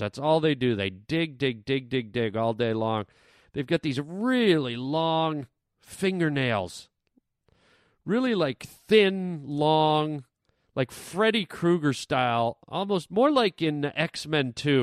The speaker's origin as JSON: {"language": "English", "country": "Canada", "tie": "born or raised there", "moved": "yes", "lives_now": "Los Angeles, United States", "said": "I grew up in Canada where gophers were, like, big"}